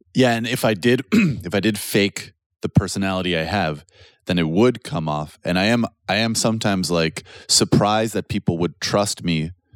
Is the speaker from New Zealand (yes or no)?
no; Canada; now in Poland; being Canadian